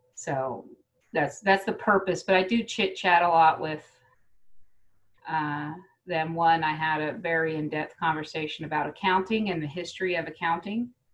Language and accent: English; United States; also born or lived in Kansas, United States; I grew up in Texas and in Kansas